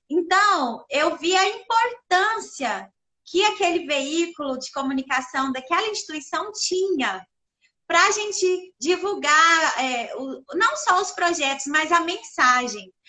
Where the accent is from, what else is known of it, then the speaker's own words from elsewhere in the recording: Perdizes, Minas Gerais, Brazil; now in Uberlândia, Brazil; sou natural da cidade de Perdizes, sou mineirinha do interior, Perdizes que fica ali pertinho de Araxá, onde eu morei lá até os meus 17 anos